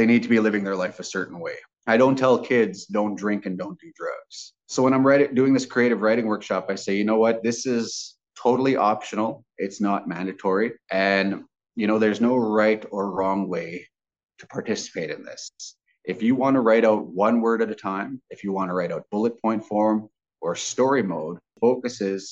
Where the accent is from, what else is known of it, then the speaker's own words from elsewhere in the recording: Grand Rapids, Manitoba, Canada; growing up in Grand Rapids, they were all my grandmas and grandpas